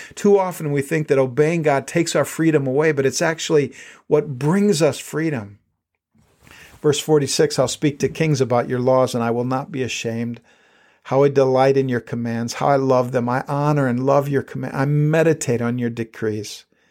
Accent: South Dakota, United States; when I was a kid growing up in South Dakota, we didn't have all that much money

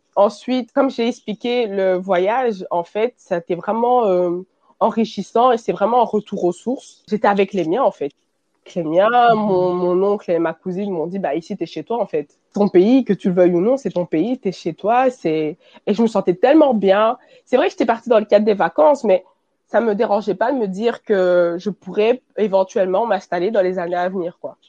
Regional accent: Belgium; je suis née et j'ai grandi en Belgique. Et je suis d'origine congolaise

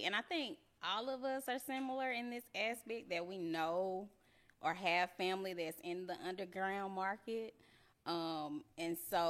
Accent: Huntsville, Alabama, United States; accent: Alabama; moved away as an adult; now in Georgia, United States; That's that good old Alabama accent. I'm from Huntsville, Alabama.

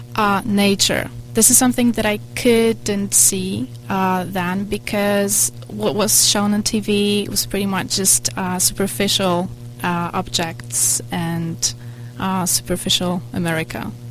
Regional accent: Poland; now in United States; I come from Poland and I was raised in a communist country

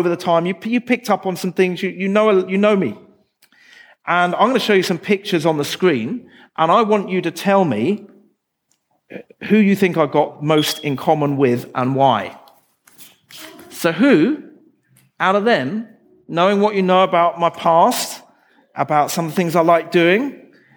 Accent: England, United Kingdom; I come from England.

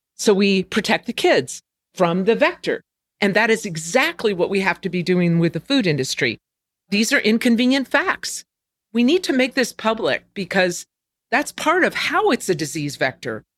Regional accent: California, United States; growing up in California

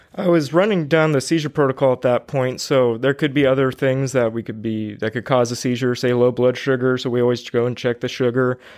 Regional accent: Fresno, California, United States; I've been born and raised in Fresno uh, for about 27 years now.

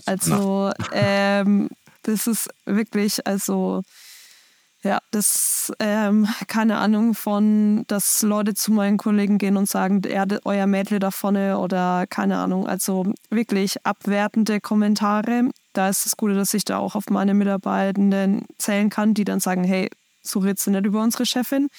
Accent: Schweinfurt, Bavaria, Germany; bei uns in Schweinfurt

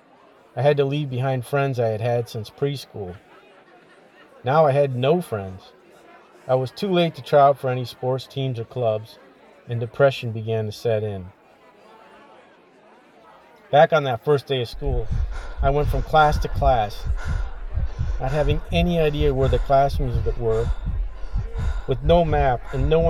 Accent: Romeo, Michigan, United States; moved away

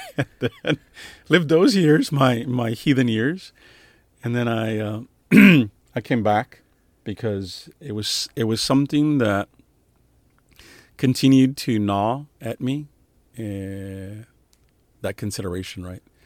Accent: San Antonio, Texas, United States; moved away as an adult; also born or lived in New York / Little Rock, Arkansas; I was born and raised in San Antonio, Texas

